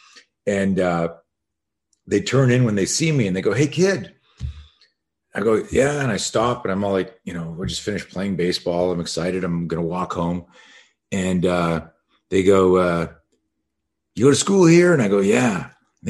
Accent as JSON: {"language": "English", "country": "Canada", "tie": "born or raised there", "said": "I grew up in Canada"}